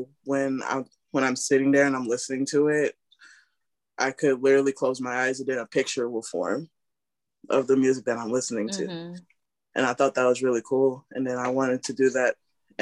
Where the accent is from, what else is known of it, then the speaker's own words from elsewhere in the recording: Rochester, New York, United States; now in Sodus, United States; now I live in Sodus, New York, but I'm from Rochester, New York